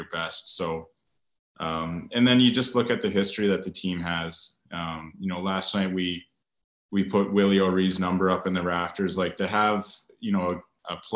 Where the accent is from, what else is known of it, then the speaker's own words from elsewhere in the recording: Kingston, Ontario, Canada; moved away; my hometown in Kingston, Ontario